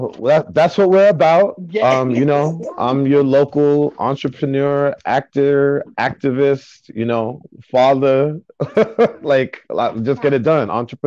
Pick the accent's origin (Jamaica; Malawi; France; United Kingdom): Jamaica; As I mentioned before, me being Jamaican